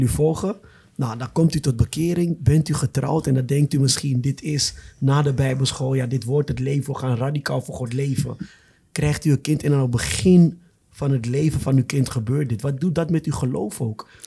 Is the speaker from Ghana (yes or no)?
yes; Ghana; now in Netherlands; ik kom zelf uit Ghana